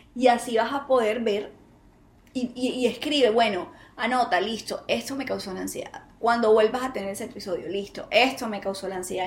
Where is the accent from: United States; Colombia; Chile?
Colombia; Bogotá, Barranquilla, Bogotá, Bogotá, Buenaventura, aquí en mi país